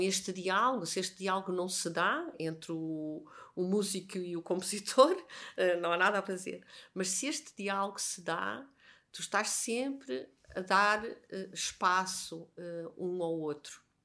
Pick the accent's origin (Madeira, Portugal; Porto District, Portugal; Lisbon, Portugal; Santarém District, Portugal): Lisbon, Portugal; also born or lived in Viana do Castelo; A primeira memória que eu tenho, isso de certeza, é já em Lisboa